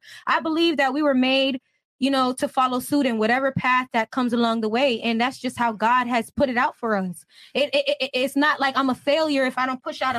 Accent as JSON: {"language": "English", "town": "Pittsburg", "region": "California", "country": "United States", "tie": "born or raised there", "also_born_or_lived": "San Francisco", "said": "I was born in San Francisco and I was raised in Pittsburgh, California."}